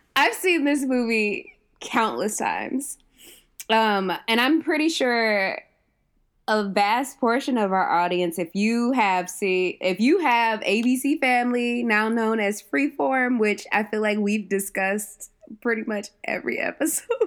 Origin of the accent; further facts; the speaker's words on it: Ohio, United States; moved away as an adult; also born or lived in Southwest Georgia; I'm from Ohio